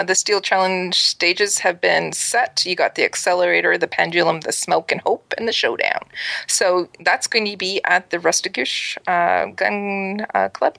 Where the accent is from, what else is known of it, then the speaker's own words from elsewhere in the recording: East Coast, Canada; I'm an East Coast girl